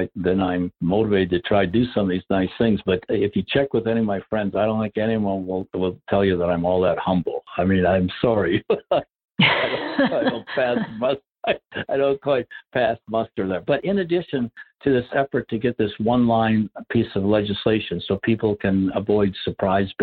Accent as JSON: {"language": "English", "town": "Rice Lake", "region": "Wisconsin", "country": "United States", "tie": "born or raised there", "moved": "yes", "said": "my hometown of Rice Lake, Wisconsin. It's a very small community, 5,000 people when I grew up"}